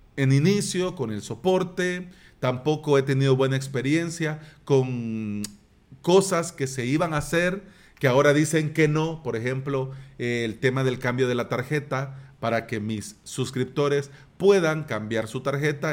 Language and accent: Spanish; El Salvador